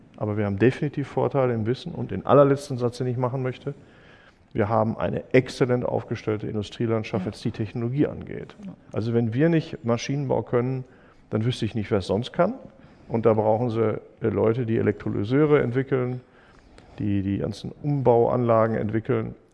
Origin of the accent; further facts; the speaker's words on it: Germany; als Deutsche